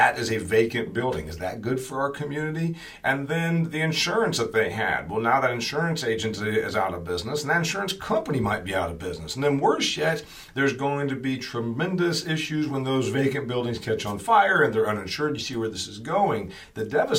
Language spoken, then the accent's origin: English; Huntington, Indiana, United States; my hometown of Huntington, Indiana